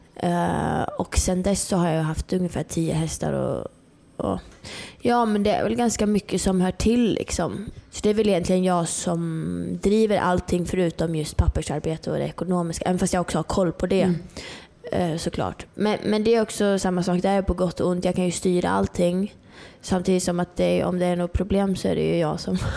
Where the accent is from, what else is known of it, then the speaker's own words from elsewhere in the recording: Norrland, Sweden; moved away; jag är uppe från Norrland, jag bodde helt ute i skogen liksom